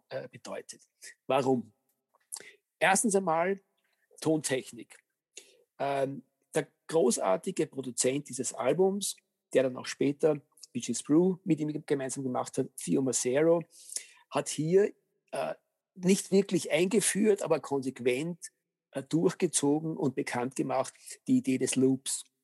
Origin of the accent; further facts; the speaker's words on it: Austria; ich behaupte mal, als Österreicher darf man durchaus äh, sich auf die Fahnen heften